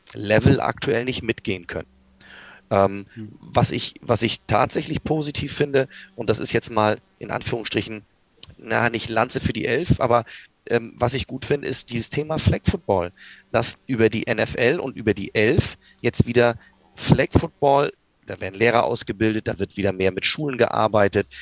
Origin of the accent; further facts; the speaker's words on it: Kiel, Schleswig-Holstein, Germany; ich komme selber aus Kiel